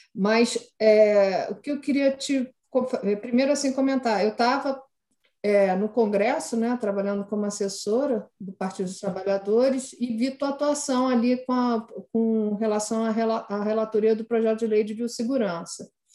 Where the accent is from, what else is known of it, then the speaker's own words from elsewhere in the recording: Rio de Janeiro, Brazil; eu que sou do Rio, eu sempre convivi com aquelas línguas, línguas negras